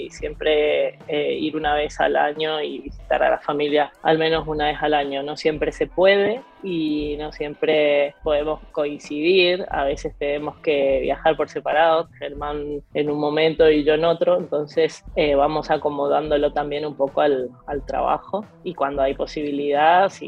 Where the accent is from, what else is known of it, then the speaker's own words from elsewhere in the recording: Argentina; Nosotros somos bastante argentinos en, la manera de, vivir y de relacionarnos a pesar de estar fuera.